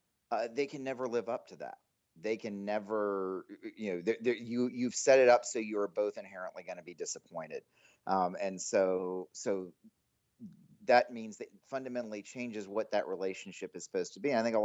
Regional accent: Greensboro, North Carolina, United States; moved away as an adult; also born or lived in Durham, North Carolina; now in Dallas, United States; No, I'm originally from Greensboro, North Carolina. I spent my whole childhood there in North Carolina

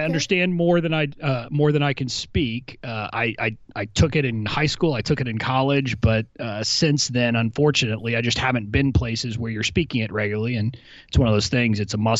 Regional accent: McAllen, Texas, United States; moved away as an adult; I grew up in McAllen, Texas

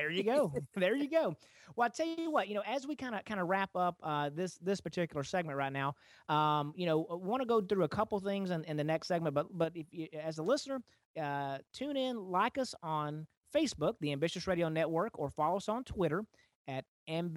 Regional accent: Texas, United States; I'm kind of a born and raised Texas boy.

